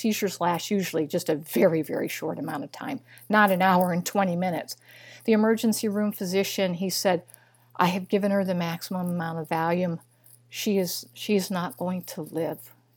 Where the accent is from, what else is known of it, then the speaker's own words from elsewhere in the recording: Missouri, United States; moved away; also born or lived in Illinois; I was raised in Missouri. I'm just a little girl from Missouri